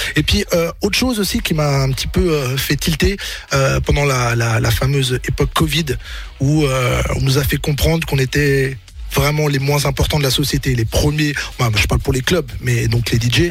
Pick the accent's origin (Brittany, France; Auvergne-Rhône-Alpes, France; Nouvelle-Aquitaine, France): Brittany, France; Rennes; moved away; moi, j'étais de Rennes